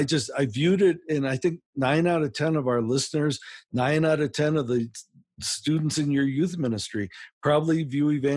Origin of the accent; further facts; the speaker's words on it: United States; accent: American; I am from America